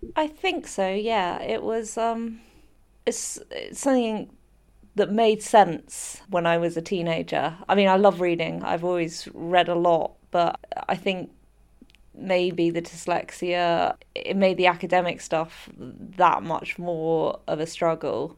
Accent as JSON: {"language": "English", "country": "United Kingdom", "said": "my home country"}